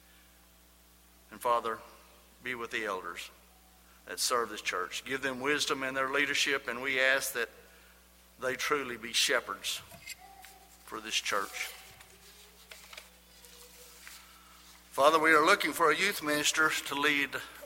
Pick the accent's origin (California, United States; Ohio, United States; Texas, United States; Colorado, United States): Texas, United States; Lubbock; I was born in Lubbock, Texas, me and …